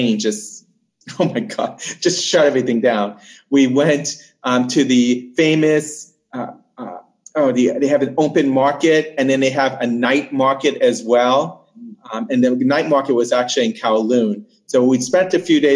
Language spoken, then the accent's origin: English; United States; moved away; also born or lived in New Jersey / Hawaii; I was born and raised mostly in New York and Jersey